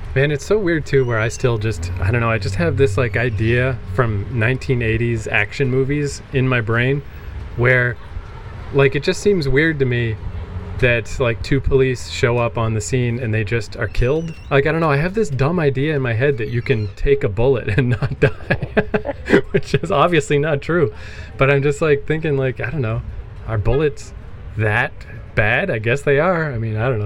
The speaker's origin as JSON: {"language": "English", "town": "Fredericton", "region": "New Brunswick", "country": "Canada", "said": "I'm from Fredericton"}